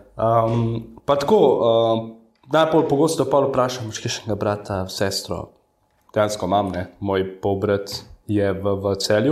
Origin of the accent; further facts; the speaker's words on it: Rafolče, Central Slovenia, Slovenia; so me pa vrgli v rejniško družino, v Rafalče, Okay. To je tam blizu domžaveške